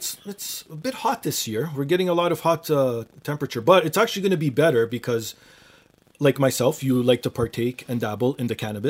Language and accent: English; Toronto, Ontario, Canada; I was born and raised in Toronto